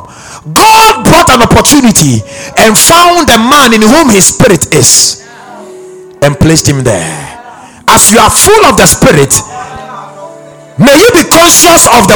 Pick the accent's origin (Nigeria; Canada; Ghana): Ghana; I'm from Ghana.